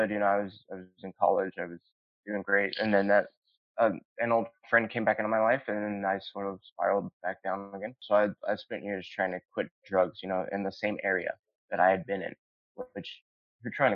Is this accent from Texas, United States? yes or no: yes; Fort Worth, Texas, United States; moved away as an adult; also born or lived in North Richland Hills, Texas; now in Orange County, United States; I was in North Texas. I was in Tarrant County, and a lot of my time I spent in Fort Worth, and part of the time was also North Richland Hills. But the majority of time was Fort Worth